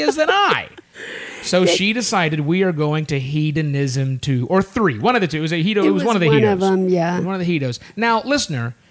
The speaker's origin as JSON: {"language": "English", "region": "Oklahoma", "country": "United States", "said": "we're from Oklahoma"}